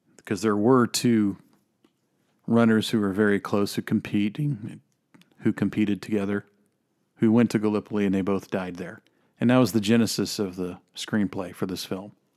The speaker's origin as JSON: {"language": "English", "region": "Texas", "country": "United States", "also_born_or_lived": "Alberta", "moved": "yes", "said": "I am from Texas"}